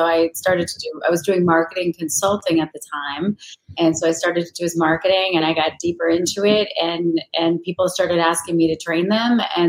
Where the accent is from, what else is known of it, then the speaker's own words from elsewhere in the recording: Minnesota, United States; Well, I'm from Minnesota, so I used to shoot in my backyard because that's what you do there.